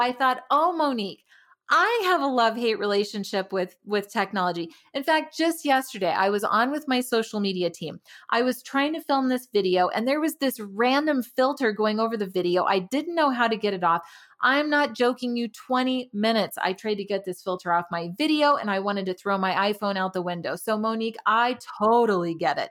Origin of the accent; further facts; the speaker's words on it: Tucson, Arizona, United States; moved away as an adult; also born or lived in Denver, Colorado; now in Frederick, United States; I'm originally from Tucson, Arizona